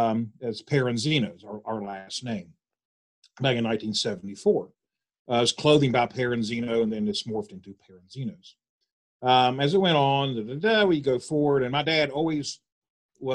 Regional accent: Charleston, West Virginia, United States; Born and raised in East End, still live in East End

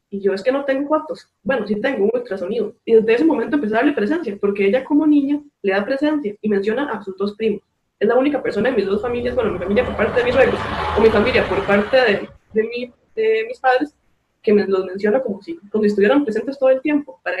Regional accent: San Carlos, Alajuela, Costa Rica; soy de San Carlos, Costa Rica.

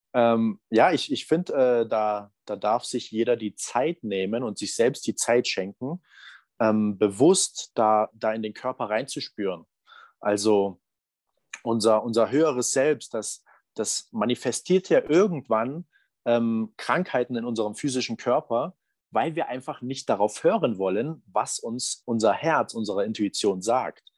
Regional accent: Berlin, Saxony, Germany; da, wo ich herkomme. Aus, aus Sachsen, aus, aus Berlin

